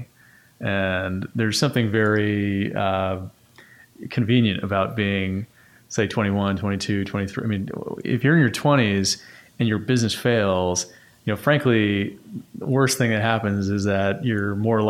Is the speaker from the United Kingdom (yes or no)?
no; New York City, New York, United States; I grew up in Bayside, Queens